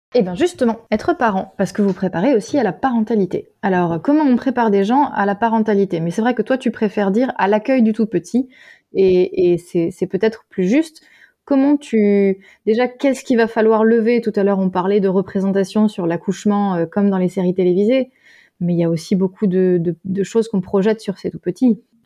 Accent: Alsace, Grand Est, France; revenant en Alsace, c'était bah, ma famille

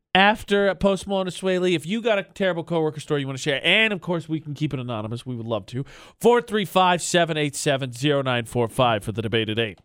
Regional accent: Lafayette, United States; moved away; my hometown of Lafayette

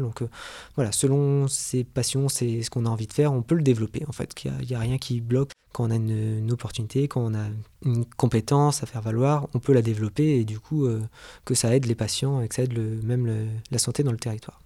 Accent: Avranches, Normandy, France; also born or lived in Lille; je suis né à Avranches et j'ai fait la plupart de mes études dans la Manche

